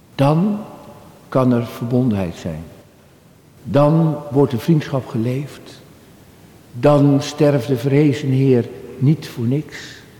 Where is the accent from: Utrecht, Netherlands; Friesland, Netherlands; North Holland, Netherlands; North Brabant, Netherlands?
North Holland, Netherlands; Halfweg; Halfweg. De plek waar ik geboren ben, vlak bij Amsterdam.